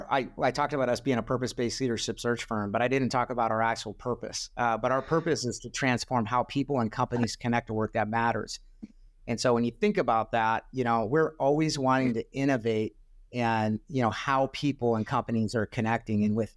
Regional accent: Spokane, Washington, United States; I was born in Spokane, and I grew up going to their training camps

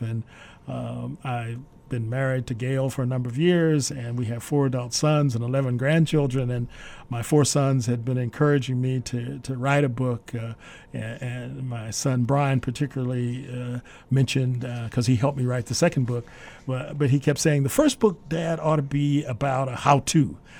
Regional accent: Kansas City, Kansas, United States; growing up in a segregated community in Kansas City, Kansas, and going to all black schools

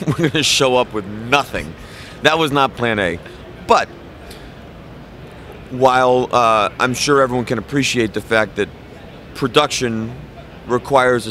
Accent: Killingly, Connecticut, United States; moved away as an adult; also born or lived in Berkeley; from Killingly

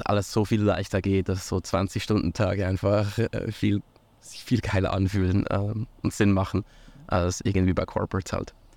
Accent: near Lucerne, Switzerland; also born or lived in St. Gallen / United States / Buenos Aires / Canada; in der Schweiz äh, aufgewachsen, in der Nähe von Luzern

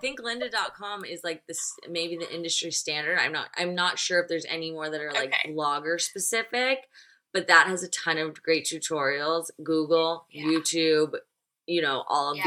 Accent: Nashville, Tennessee, United States; I'm from Nashville

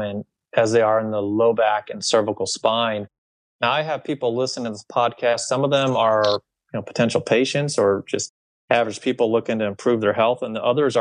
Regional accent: Ohio, United States; moved away; my home state, which is the state of Ohio

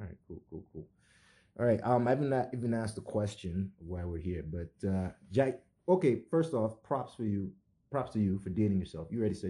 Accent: Nigeria; now in Canada; because I've been here a long time, but I'm still, I would say, Nigerian.

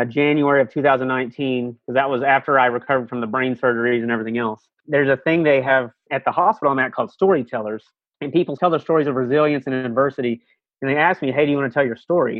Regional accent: Texas, United States; I'm from Texas

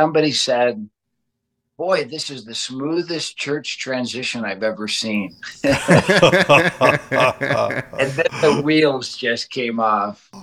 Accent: Detroit, Michigan, United States; moved away as an adult; also born or lived in Southern California; now in Bozeman, United States; We grew up out in Detroit, Michigan

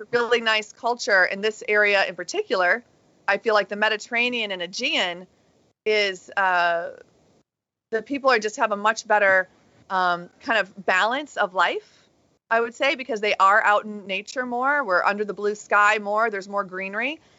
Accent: United States; as an American

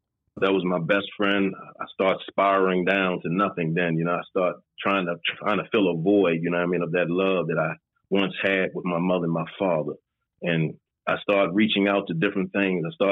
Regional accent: Baltimore, Maryland, United States; I'm originally from Baltimore, Maryland. I grew up all my life.

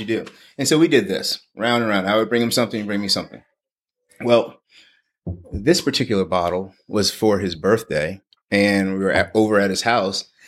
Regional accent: New Orleans, Louisiana, United States; moved away as an adult; also born or lived in Mississippi / Washington DC; now in Texas, United States; I grew up in New Orleans, actually on, uh, West Bank in New Orleans. So I spent my, born and raised there.

